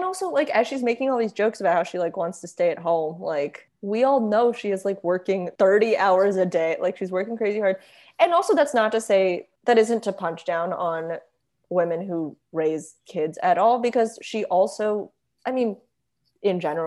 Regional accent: United States; my sister and I are American and our mom is not

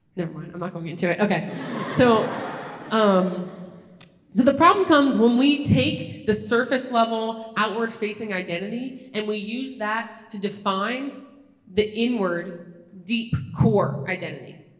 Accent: Kenner, Louisiana, United States; moved away as an adult; also born or lived in Los Angeles / Toledo, Ohio; I grew up a little outside New Orleans in a city called Kenner, NOLA

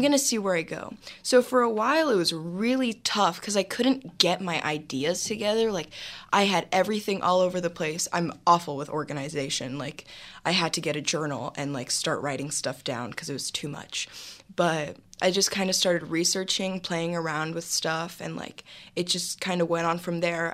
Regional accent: Los Angeles, California, United States; I was raised in Los Angeles, California. I'm definitely an LA native.

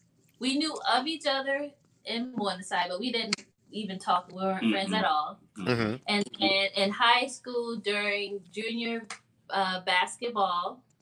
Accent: North Charleston, South Carolina, United States; I'm from North Charleston, too.

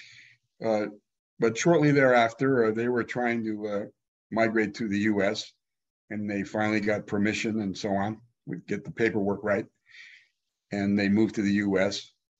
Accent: California, United States; also born or lived in Regen, Germany / New Haven, Connecticut, United States / Miami, United States / Chicago, United States; who had moved to California. They said, come on down, the weather's wonderful. So we went, and lo and behold, about the fourth grade, we moved to, first of all, the LA area where those cousins lived. But then my dad was looking for work, and he found a really great job down in San Diego.

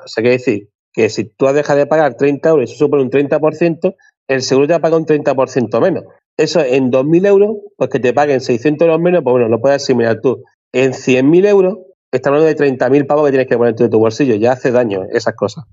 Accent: Spain; cómo somos los españoles

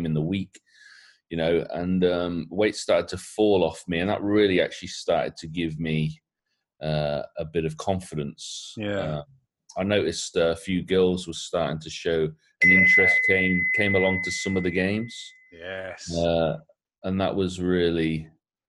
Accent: Coventry, West Midlands, United Kingdom; I did grow up in Coventry. I grew up in your Henley Green area.

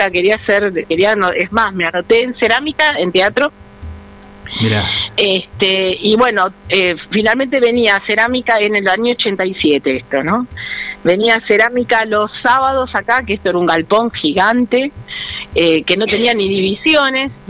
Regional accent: San Vicente, Buenos Aires Province, Argentina; yo, yo soy de San Vicente, de un pueblo a unos 45 kilómetros de acá de Avellaneda

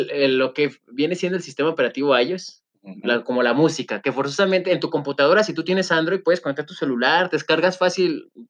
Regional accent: Mexico; soy mexicano, orgulloso, siempre lo he dicho

